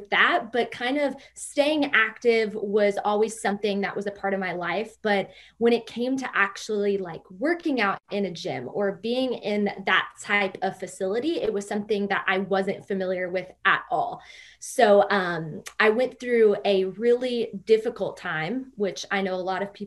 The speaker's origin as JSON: {"language": "English", "town": "Louisville", "region": "Kentucky", "country": "United States", "said": "I am from Louisville, Kentucky."}